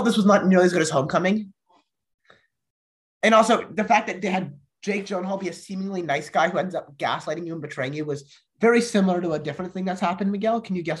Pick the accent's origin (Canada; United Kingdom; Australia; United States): United Kingdom; as a British man, as someone who feels very patriotic